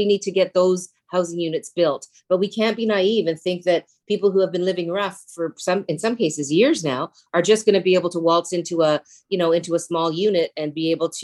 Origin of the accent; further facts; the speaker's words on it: Stoney Creek, Ontario, Canada; also born or lived in Hamilton; I grew up in Stoney Creek.